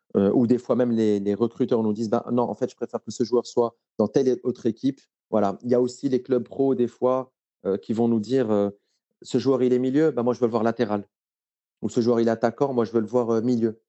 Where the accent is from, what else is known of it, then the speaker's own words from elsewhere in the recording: Morocco; J'ai grandi au Maroc.